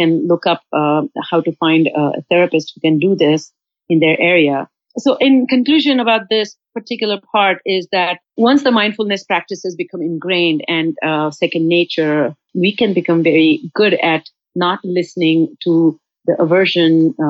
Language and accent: English; India; now in United States; I'm from India